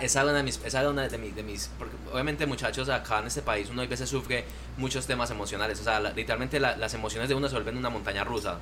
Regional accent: Colombia; moved away as an adult; now in United States; venimos con la costumbre de Colombia

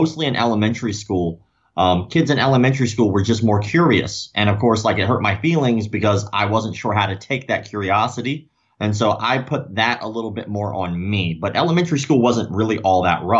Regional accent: Florida, United States; I was born in Florida. You know, I'm still in the same city I was born in.

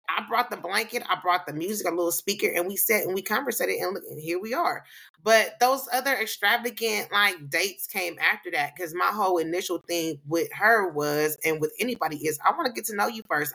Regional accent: California, United States; accent: black accent; I'm from California

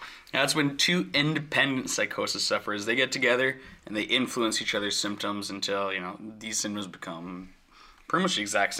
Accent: Alberta, Canada; I'm from South Central Alberta. Shit, around there, it's rough, bro.

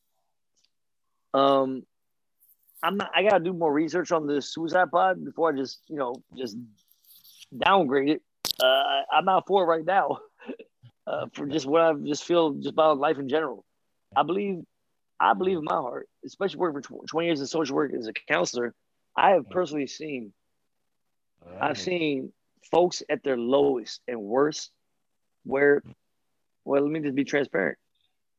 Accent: Takoma Park, Maryland, United States; I grew up in Tacoma Park in the 80s and 90s

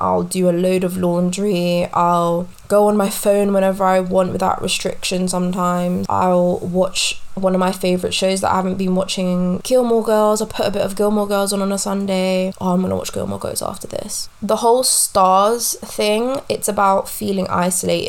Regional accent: London, United Kingdom; I am born and raised in West London

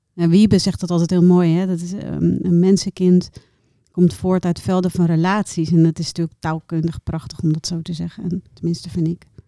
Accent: Bangladesh; also born or lived in Rotterdam, Netherlands; now in Netherlands; Ik ben in Bangladesh geboren

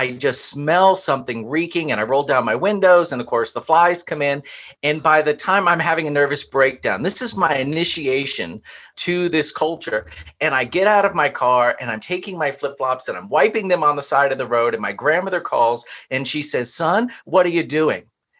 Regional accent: Southwest Florida, United States; moved away as an adult; also born or lived in Louisville, Kentucky / Southwest Virginia; now in Ashland, United States; I was raised in Southwest Florida.

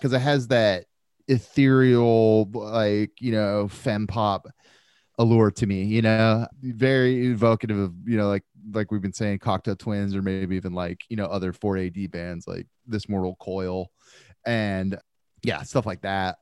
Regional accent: United States; As an American

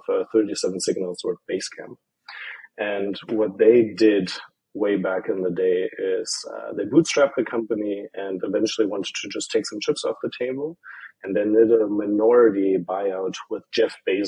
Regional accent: Germany; moved away as an adult; also born or lived in Ireland; I'm from Germany

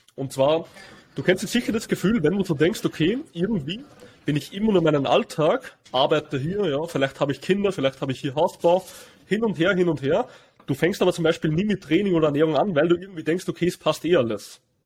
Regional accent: Austria; bei uns in Österreich

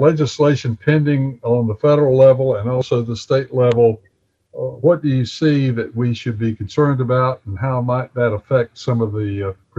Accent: Bessemer City, North Carolina, United States; moved away; I just went back to my hometown of Bessemer City, which is 6 miles from town

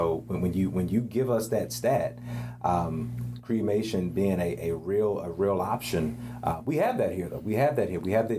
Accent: the South, United States; for a guy like myself growing up in the South

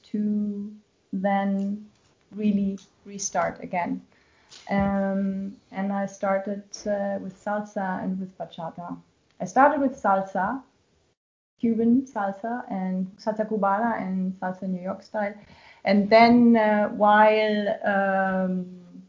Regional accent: Germany; when I did my Abitur, when I finished high school

